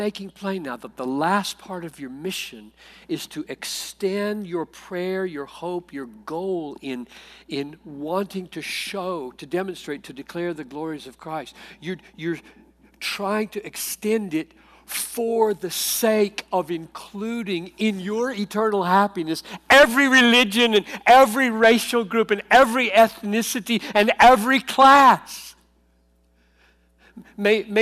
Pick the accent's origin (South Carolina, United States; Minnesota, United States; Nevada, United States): South Carolina, United States; I grew up in South Carolina in the 50s and 60s